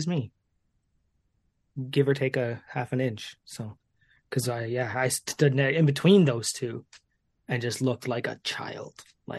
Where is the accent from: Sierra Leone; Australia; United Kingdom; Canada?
Canada; just outside Toronto, Ontario; I'm not from Toronto, I'm just outside of it.